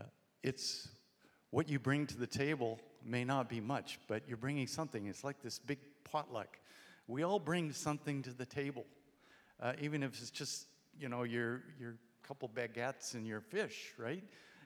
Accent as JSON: {"language": "English", "country": "India", "tie": "born there", "said": "I was born in India. … so the expectations for missions were great."}